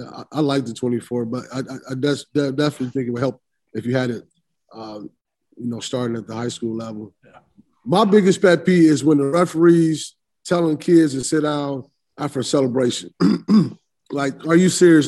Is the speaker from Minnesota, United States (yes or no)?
no; Illinois, United States; being from Illinois and, and, and, and recruiting in Chicago